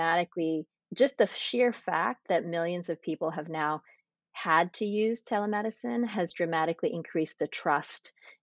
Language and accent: English; Framingham, Massachusetts, United States; moved away as an adult; also born or lived in Pennsylvania / New York / Boston; I grew up in Massachusetts in a suburb called Framingham